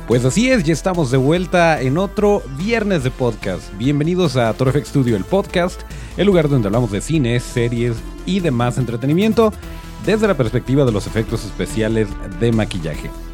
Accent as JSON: {"language": "Spanish", "country": "Mexico", "said": "los malos somos los mexicanos"}